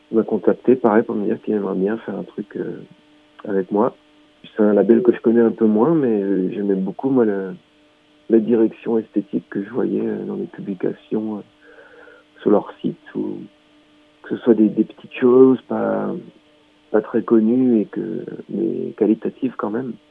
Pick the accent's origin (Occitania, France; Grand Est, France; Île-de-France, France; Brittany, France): Grand Est, France; Donc moi, je suis du Haut-Rhin